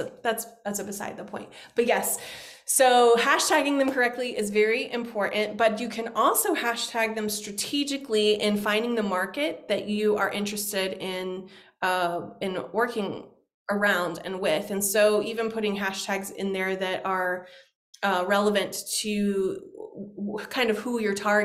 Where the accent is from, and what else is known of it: United States